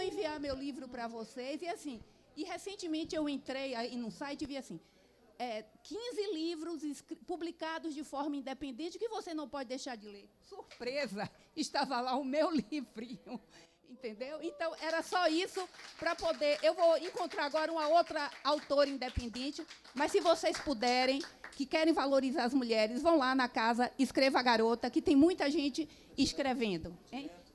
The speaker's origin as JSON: {"language": "Portuguese", "region": "Northeast Region", "country": "Brazil", "said": "sou nordestina também"}